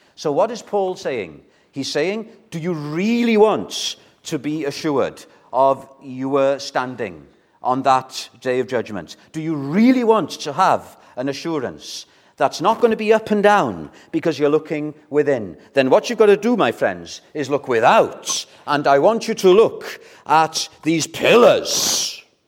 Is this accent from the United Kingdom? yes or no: yes; Wales, United Kingdom; as a Welshman